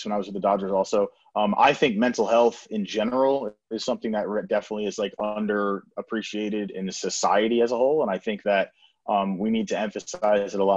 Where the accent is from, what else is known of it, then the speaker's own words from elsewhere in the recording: New York, United States; I grew up in New York in the States